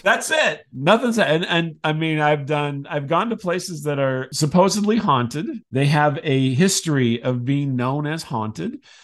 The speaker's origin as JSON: {"language": "English", "town": "Decatur", "region": "Illinois", "country": "United States", "tie": "born or raised there", "said": "I grew up in Decatur"}